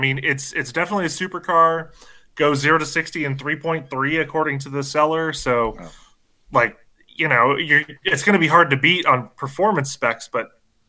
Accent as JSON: {"language": "English", "region": "Michigan", "country": "United States", "tie": "born or raised there", "said": "I grew up in Michigan. I'm a Detroit Big Three guy"}